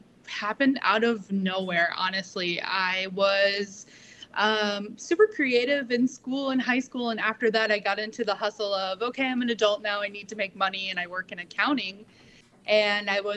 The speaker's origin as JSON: {"language": "English", "region": "Midwest", "country": "United States", "moved": "yes", "lives_now": "Daytona Beach, United States", "said": "I'm originally from the Midwest"}